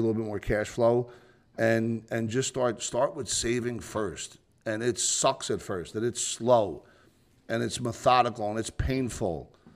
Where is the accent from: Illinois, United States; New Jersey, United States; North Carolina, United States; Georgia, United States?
New Jersey, United States; I'm from New Jersey